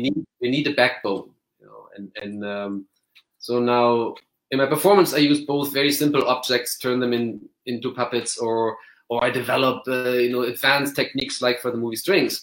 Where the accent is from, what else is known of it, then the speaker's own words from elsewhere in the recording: Germany; I grew up in Germany